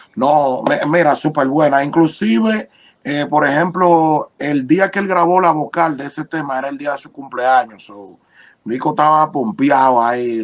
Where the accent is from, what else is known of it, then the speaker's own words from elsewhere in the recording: Dominican Republic; yo nací, crecí en República Dominicana